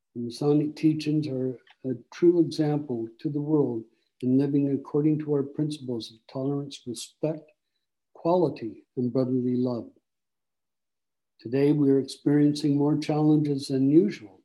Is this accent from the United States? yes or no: no; Barrie, Ontario, Canada; also born or lived in Simcoe, Ontario; I'm from Barrie